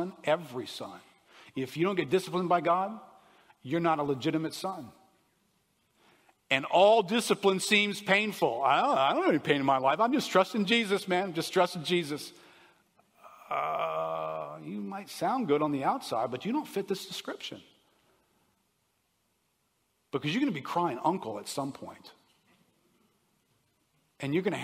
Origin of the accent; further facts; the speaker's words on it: United States; I'm an American